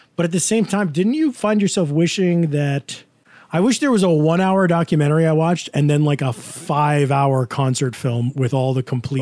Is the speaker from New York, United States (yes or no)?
yes; Woodstock, New York, United States; I'm from Woodstock